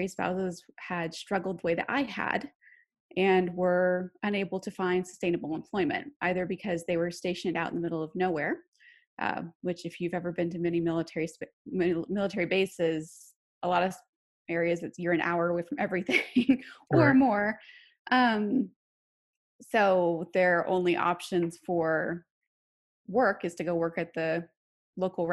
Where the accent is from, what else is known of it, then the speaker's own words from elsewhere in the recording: Wasilla, Alaska, United States; moved away; I am actually originally from Alaska